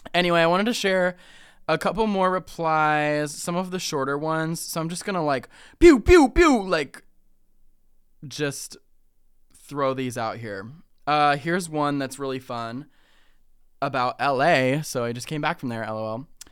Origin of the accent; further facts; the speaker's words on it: Ohio, United States; I'm from Ohio